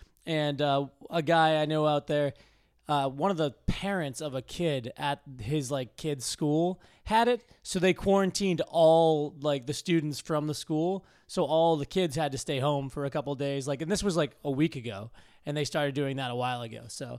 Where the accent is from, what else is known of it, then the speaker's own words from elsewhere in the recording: Massachusetts, United States; Yeah. I grew up just outside of Boston.